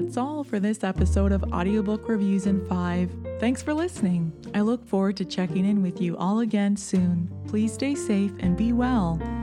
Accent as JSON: {"language": "English", "country": "Canada", "said": "I'm Canadian and I've never lived in the United States"}